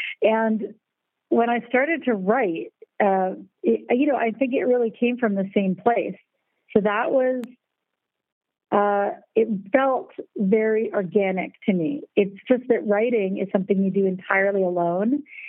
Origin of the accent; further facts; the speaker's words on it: United States; now in Germany; because you have to remember, I'm American and I live in Germany